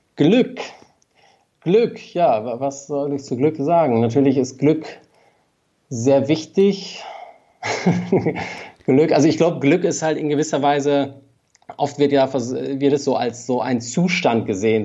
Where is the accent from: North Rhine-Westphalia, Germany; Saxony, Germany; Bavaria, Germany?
North Rhine-Westphalia, Germany; Ratingen; now in Berlin, Germany; ich habe noch sehr viele Freunde in meiner alten Heimat, Rating mhm. bei Düsseldorf